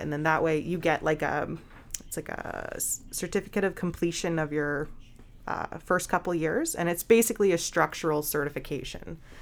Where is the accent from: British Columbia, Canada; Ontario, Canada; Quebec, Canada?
British Columbia, Canada; now in Grey Bruce, Canada; I'm originally from British Columbia